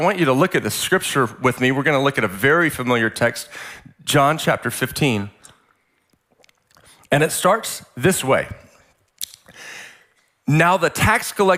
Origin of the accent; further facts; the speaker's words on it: Central Texas, United States; now in San Diego, United States; I grew up in like Central Texas